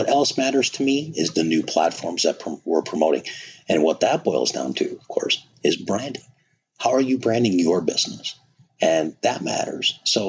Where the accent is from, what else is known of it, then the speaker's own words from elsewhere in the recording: Wisconsin, United States; Growing up in Wisconsin, you bet.